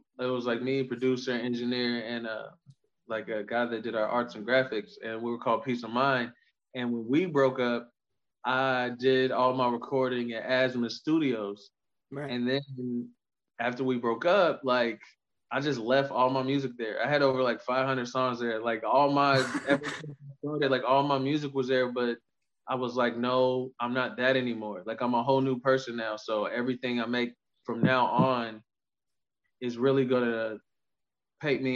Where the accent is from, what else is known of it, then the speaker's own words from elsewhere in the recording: Indiana, United States; being from Indiana